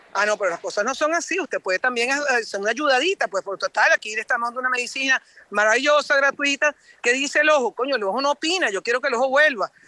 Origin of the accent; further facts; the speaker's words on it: Venezuela; moved away as an adult; now in Paris, France; yo soy venezolana, uno, uno, uno no puede mentir de dónde viene